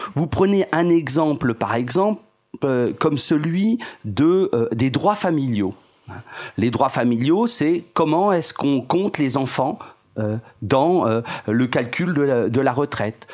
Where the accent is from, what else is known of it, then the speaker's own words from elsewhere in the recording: France; nous sommes français